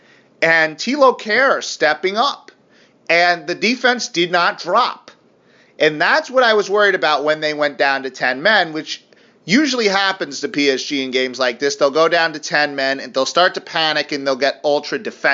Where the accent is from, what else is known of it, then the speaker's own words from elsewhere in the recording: United States; I'm an American